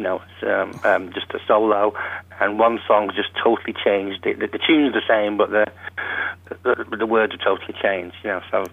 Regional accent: Salford, North West England, United Kingdom; moved away as an adult; now in Philadelphia, United States; I'm from Salford

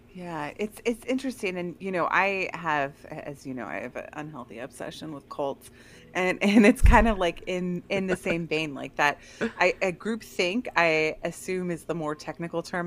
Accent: Bay Area, California, United States; we're from the Bay Area

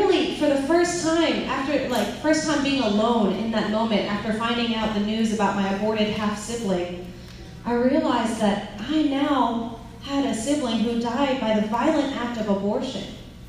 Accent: California, United States; born there; I was born in California, so he drove in from California to come visit with me.

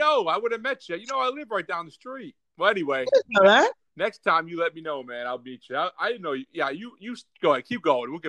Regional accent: Scranton, Pennsylvania, United States; Yeah, I'm from Scranton.

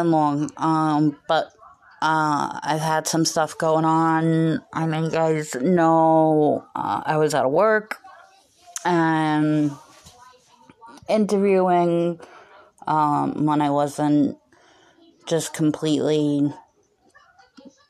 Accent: United States; as an American, it's the religion I know the most about

